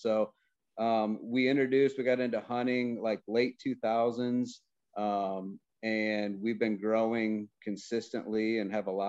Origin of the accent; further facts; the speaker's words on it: Missouri, United States; now in Michigan, United States; I grew up in Missouri. So I go back for opening rifle season, mid-November.